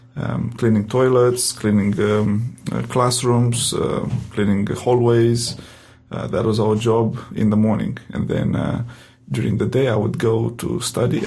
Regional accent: Romania; accent: Romanian; English is a second language; moved away as an adult; now in Adelaide, Australia; my heavy accent, in uh, Romanian accent

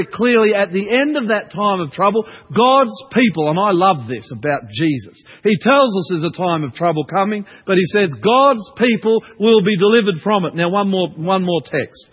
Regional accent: Queensland, Australia; I grew up in Queensland

